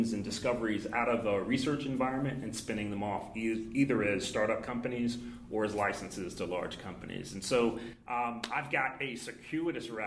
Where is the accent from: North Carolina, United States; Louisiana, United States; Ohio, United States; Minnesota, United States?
North Carolina, United States; Durham; moved away as an adult; I'm a Durham native. I'm a returning Durham native. Grew up here in the shadow